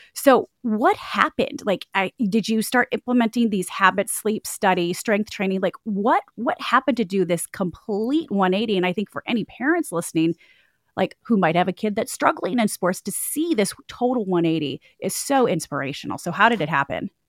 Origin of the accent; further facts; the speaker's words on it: Michigan, United States; I'm from Michigan